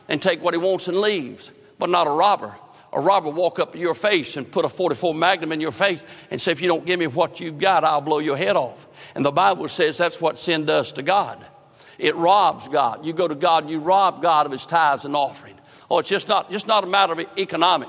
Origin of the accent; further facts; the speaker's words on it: North Carolina, United States; I grew up in northern part, eastern part of the state, fished the Chowan River